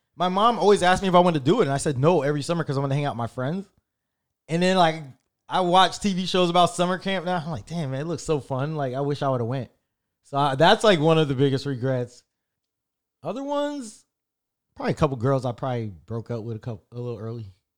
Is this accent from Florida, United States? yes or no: yes; Orlando, Florida, United States; We're from Orlando